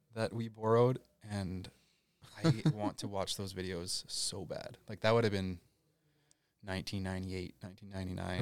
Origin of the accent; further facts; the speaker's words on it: Landmark, Manitoba, Canada; I grew up in Landmark, Manitoba